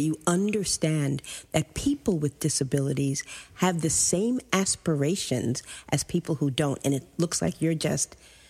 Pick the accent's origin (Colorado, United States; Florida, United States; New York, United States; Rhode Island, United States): New York, United States; New York City; I grew up in Brooklyn, New York, too.